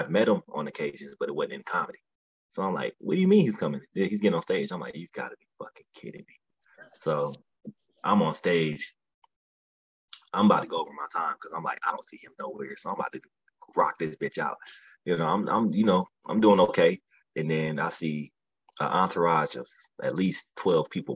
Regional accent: Midwest, United States; I'm from the Midwest, so we're naturally angry people.

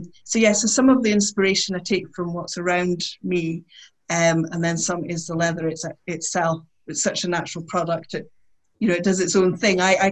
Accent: Aberdeen, Scotland, United Kingdom; I grew up in Aberdeen, which is a city

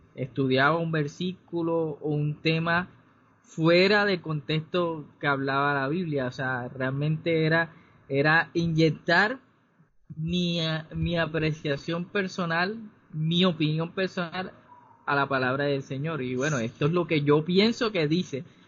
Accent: Cartagena, Bolívar, Colombia; soy cartagenero

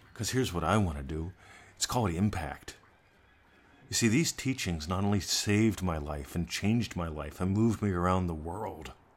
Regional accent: United States; moved away; I'm an American expat.

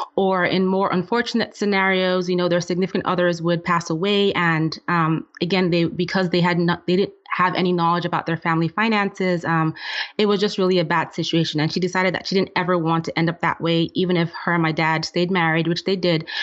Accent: Nigeria; moved away; I'm originally from Nigeria and I grew up in a family where my dad was the breadwinner

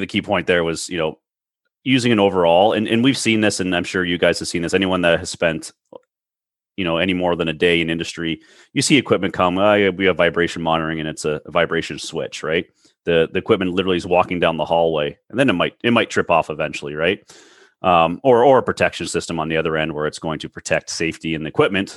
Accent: Toronto, Ontario, Canada; I'm from the Toronto area

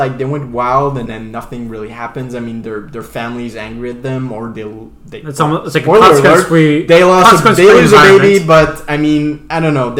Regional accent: Canada; accent: French-Acadian; I'm French-Canadian

